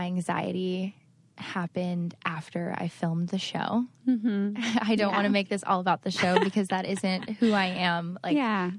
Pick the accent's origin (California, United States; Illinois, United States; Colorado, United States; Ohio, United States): Ohio, United States; Cleveland; So to give you a little background, I grew up in Ohio, Cleveland, Ohio, but my parents moved 17 times before college.